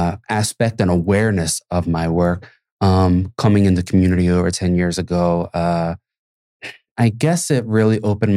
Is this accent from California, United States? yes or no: no; Philadelphia, Pennsylvania, United States; I think growing up in Philly too, when you ride through certain neighborhoods, certain places, and you see disenfranchised communities